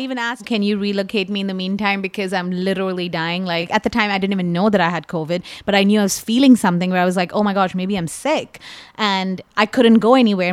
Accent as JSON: {"language": "English", "country": "India", "said": "as an Indian person"}